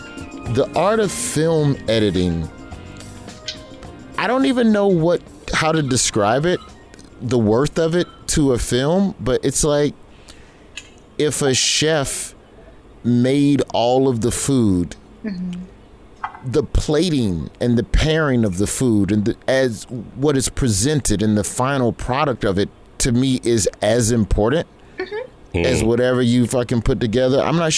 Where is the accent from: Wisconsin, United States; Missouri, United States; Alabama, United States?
Alabama, United States; Birmingham; I'm from Birmingham. They showed us that every February.